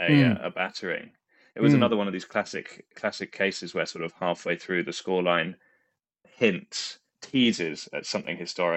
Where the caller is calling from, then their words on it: London, United Kingdom; I'm joining you from the same room from which I've joined you the last however many times in Stockwell in London